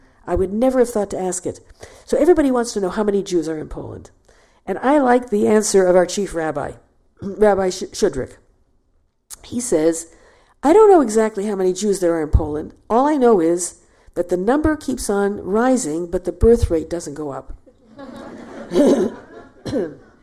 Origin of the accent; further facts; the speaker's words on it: Toronto, Ontario, Canada; Toronto, my hometown